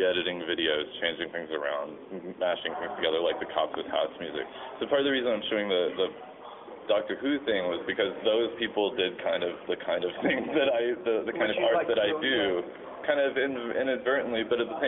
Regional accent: Dallas, Texas, United States; I grew up in Dallas

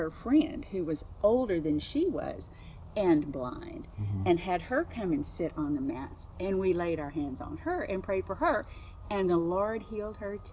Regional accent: Rockport, Texas, United States; I'm from Rockport, Texas.

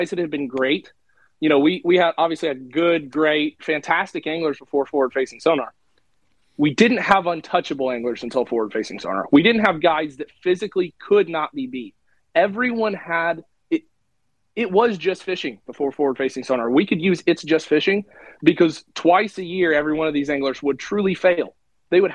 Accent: Illinois, United States; growing up in Illinois

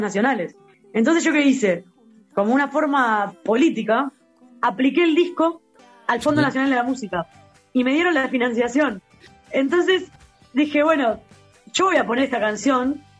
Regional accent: Uruguay; Cuando yo nací acá

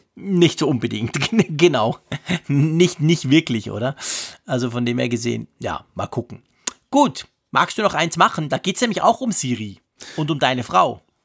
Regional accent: Switzerland; Ich als Schweizer

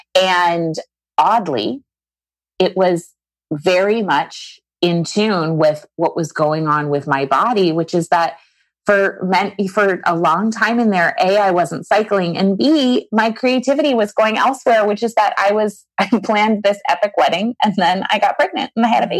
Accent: Maine, United States; a girl from Maine, you know, I live in a small town in Maine.

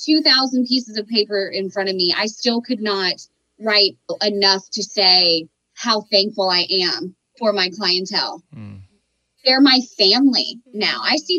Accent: Miami, Florida, United States; I'm from Miami and they don't even charge that much.

